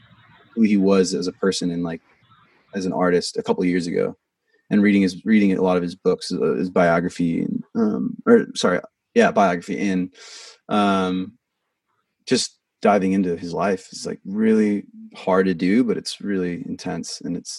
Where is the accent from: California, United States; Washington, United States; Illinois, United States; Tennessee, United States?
Washington, United States; Vancouver; I think it's because I'm from Washington. I'm from Vancouver, Washington, which is like a suburb of Portland, basically. It's right on the border.